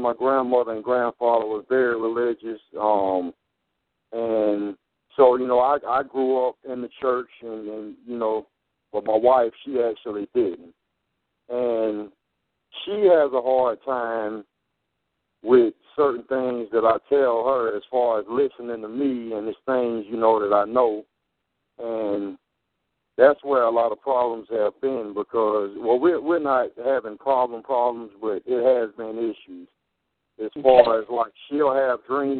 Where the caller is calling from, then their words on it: Pensacola, Florida, United States; I'm calling from Pensacola, Florida.